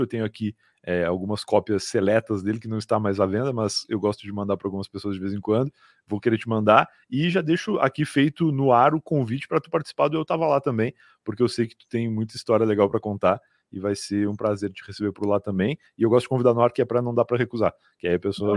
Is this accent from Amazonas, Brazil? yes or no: no; Rio Grande, Rio Grande do Sul, Brazil; now in São Paulo, Brazil; eu sou gaúcho, mas eu sou de Rio Grande. Rio Grande é uma cidade muito ao sul, né, do Rio Grande do Sul